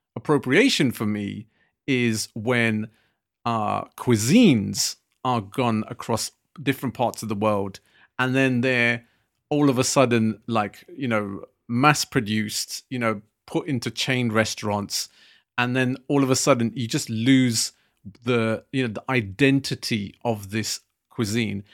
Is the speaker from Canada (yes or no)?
no; United Kingdom; us being British Asian